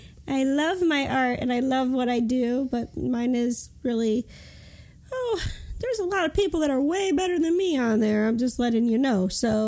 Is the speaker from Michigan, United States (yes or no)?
yes; Michigan, United States; now in Dayton, United States; I live in Dayton, Ohio. I'm actually from Michigan, though.